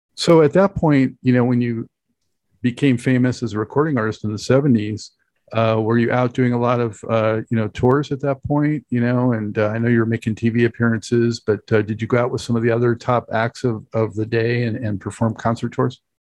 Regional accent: Santa Monica, California, United States; I'm from Los Angeles originally, so I know that area very well. Uh, grew up in Santa Monica

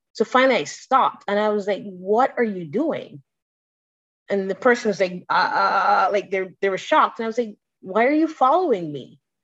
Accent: Barbados; I am from Barbados.

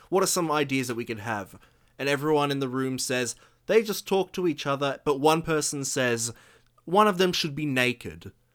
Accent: Australia

